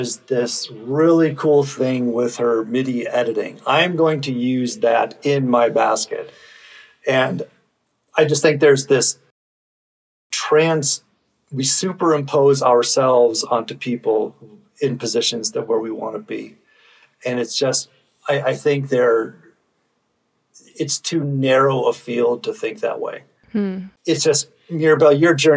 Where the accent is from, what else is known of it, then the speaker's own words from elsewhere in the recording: Minnesota, United States; I'm from Minnesota.